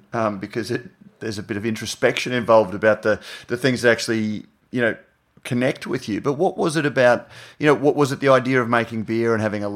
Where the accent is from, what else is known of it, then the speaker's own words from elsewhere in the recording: Queensland, Australia; I'm a Queenslander.